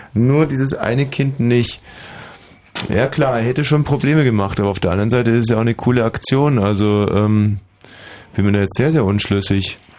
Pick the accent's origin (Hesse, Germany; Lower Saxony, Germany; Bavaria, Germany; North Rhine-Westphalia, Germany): Bavaria, Germany; ich bin ja wie gesagt in Bayern aufgewachsen